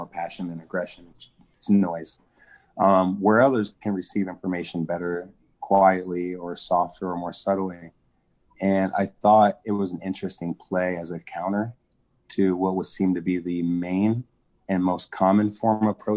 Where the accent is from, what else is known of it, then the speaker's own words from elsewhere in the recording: Des Moines, Iowa, United States; also born or lived in California; I grew up in Des Moines.